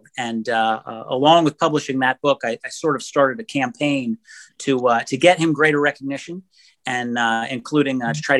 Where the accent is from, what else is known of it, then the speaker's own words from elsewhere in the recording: Iowa, United States; I grew up in Iowa. I've always been an Iowa fan since I was young. I attended the University of Iowa and graduated from there in 2002.